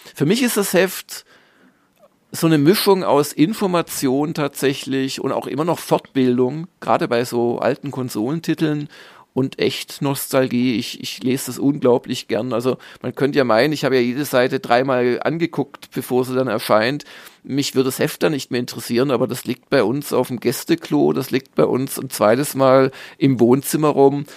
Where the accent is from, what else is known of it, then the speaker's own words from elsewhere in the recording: Southern Germany, Germany; als Süddeutscher